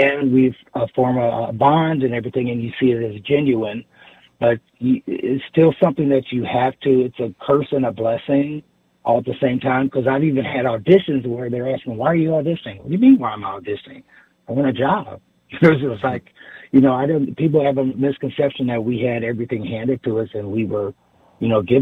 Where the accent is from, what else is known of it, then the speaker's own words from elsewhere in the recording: Midwest, United States; growing up in the Midwest